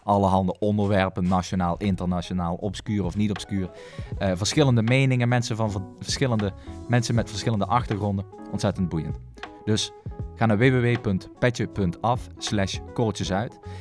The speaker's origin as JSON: {"language": "Dutch", "town": "Maastricht", "region": "Limburg", "country": "Netherlands", "said": "als Bourgondier dan, want dat mag ik mezelf dan wel noemen als Maastrichtenaar"}